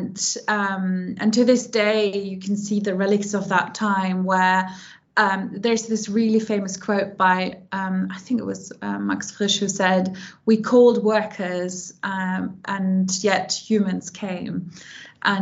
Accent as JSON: {"language": "English", "region": "Hamburg", "country": "Germany", "tie": "born or raised there", "also_born_or_lived": "London", "moved": "as an adult", "said": "I was born and raised in Germany, in Hamburg, in the north of Germany"}